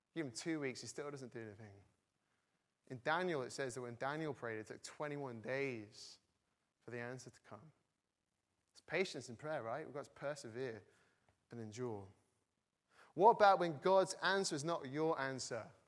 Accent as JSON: {"language": "English", "region": "the north of England", "country": "United Kingdom", "moved": "yes", "lives_now": "Cambridge, United Kingdom", "said": "I'm not from Cambridge originally, from the north of England"}